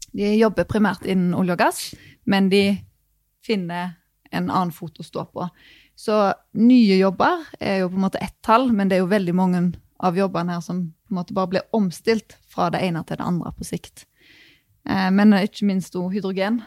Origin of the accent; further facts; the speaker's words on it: Rogaland, Norway; Jeg er jo fra Rogaland, eh, oljefylke